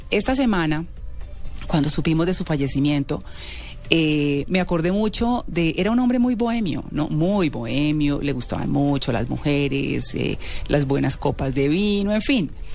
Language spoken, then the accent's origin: Spanish; Colombia; nosotros como colombianos